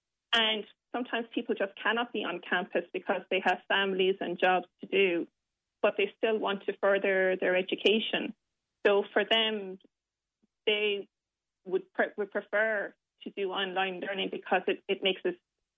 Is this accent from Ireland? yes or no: yes; Limerick, Munster, Ireland; Well, I did choose on campus, but that was fortunate because I'm from Limerick.